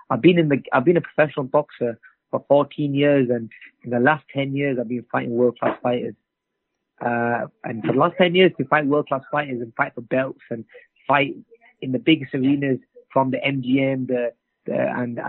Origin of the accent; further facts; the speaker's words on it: England, United Kingdom; I'm from England